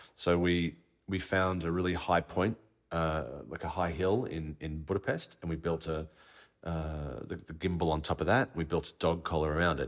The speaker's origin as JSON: {"language": "English", "country": "Australia", "said": "As an Australian filmmaker"}